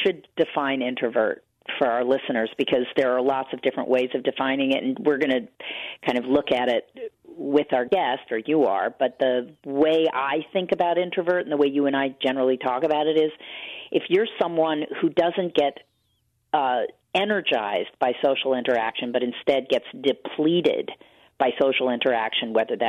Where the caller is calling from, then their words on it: New York, United States; Sorry, I'm calling in from New York today.